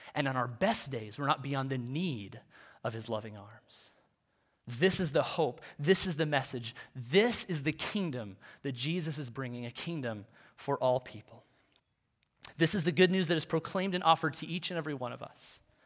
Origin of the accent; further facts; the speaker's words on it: United States; for us as, as Western American Christians